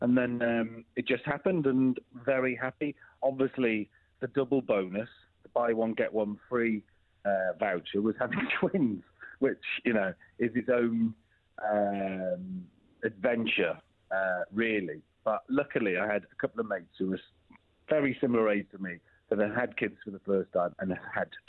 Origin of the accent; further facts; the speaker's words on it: Wrexham, Wales, United Kingdom; moved away as an adult; also born or lived in London; I moved away from Wrexham, North Wales, when I was pretty much 15 to film Children's Ward, came back, did A-levels, carried on filming. By the time I was 20, 21, I was living in London